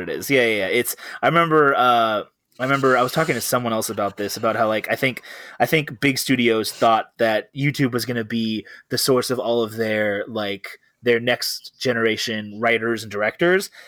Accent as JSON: {"language": "English", "town": "Riverside", "region": "California", "country": "United States", "tie": "born or raised there", "also_born_or_lived": "Downey, Los Angeles County / Orange County", "said": "I was born in Los Angeles County, and then I was raised in Riverside County"}